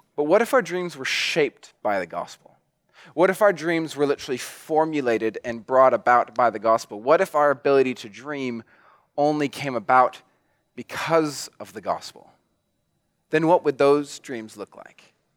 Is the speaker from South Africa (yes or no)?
no; New Zealand; I'm a Kiwi